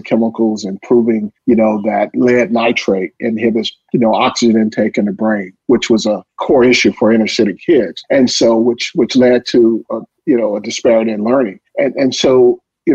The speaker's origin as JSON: {"language": "English", "town": "Atlanta", "region": "Georgia", "country": "United States", "tie": "born or raised there", "also_born_or_lived": "Ohio", "said": "I'm originally from Atlanta, so I'm one of those kids that grew up, you know, right in the city"}